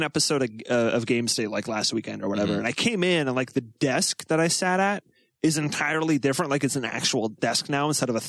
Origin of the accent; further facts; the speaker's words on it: Minnesota, United States; I'm from Minnesota.